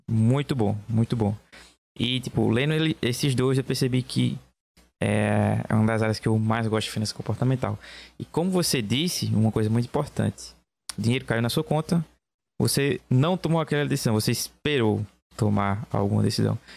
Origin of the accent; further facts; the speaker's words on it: Belo Jardim, Pernambuco, Brazil; Eu sou de Belo Jardim, Pernambuco.